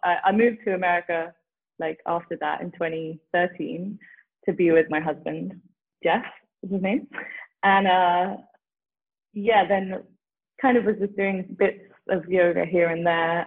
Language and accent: English; London, United Kingdom; now in Frederick, United States; growing up in london